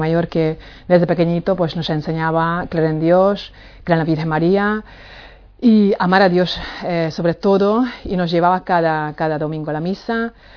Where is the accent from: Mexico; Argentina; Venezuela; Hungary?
Hungary; Spanish is a second language; moved away as an adult; now in Palma de Mallorca, Spain; soy húngara, nací en Hungría hace 45 años y mm, bueno, ya llevo aquí 18 años